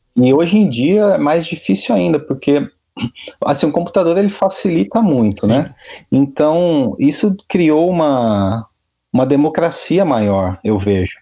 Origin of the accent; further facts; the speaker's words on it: Rio Claro, São Paulo, Brazil; moved away as an adult; minha cidade natal, Rio Claro